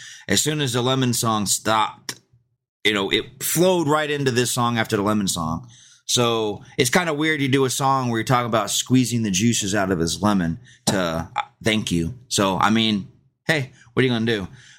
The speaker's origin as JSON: {"language": "English", "region": "Georgia", "country": "United States", "tie": "born or raised there", "said": "But I grew up in Georgia, so they were kind of, hey, don't put that on the radio."}